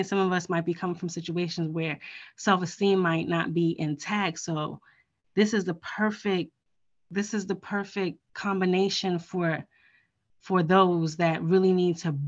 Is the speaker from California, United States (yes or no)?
no; New York, United States; I'm from New York.